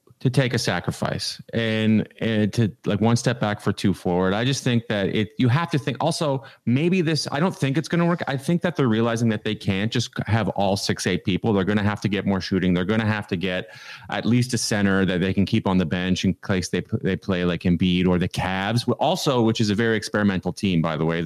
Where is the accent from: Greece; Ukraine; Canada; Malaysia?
Canada; now in United States; I live in America, I'm Canadian